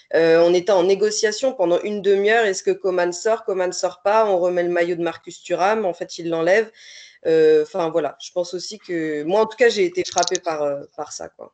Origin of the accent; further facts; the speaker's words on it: France; je suis française